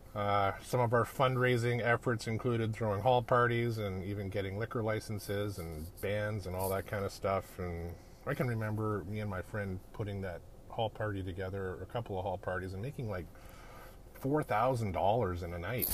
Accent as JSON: {"language": "English", "town": "Edmonton", "region": "Alberta", "country": "Canada", "tie": "born or raised there", "said": "I'm a Canadian kid. I grew up in uh, a town called Edmonton, Alberta, up in the Great White North"}